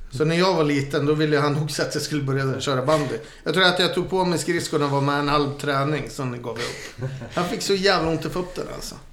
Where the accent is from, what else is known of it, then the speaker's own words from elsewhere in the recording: Gothenburg, Västra Götaland, Sweden; jag är född i Sverige. Ja, jag är född i Göteborg